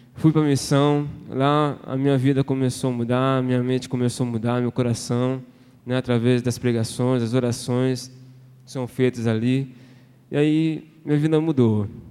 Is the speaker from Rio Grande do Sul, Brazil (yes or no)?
no; Osasco, São Paulo, Brazil; moved away as an adult; now in Brasília, Brazil; sou natural da cidade de Osasco, região da Grande São Paulo. Eu nasci num lar evangélico